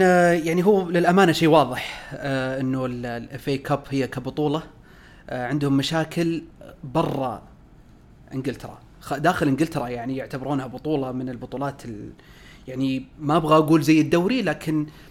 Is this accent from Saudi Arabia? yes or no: yes; Saudi Arabia; احنا كسعوديين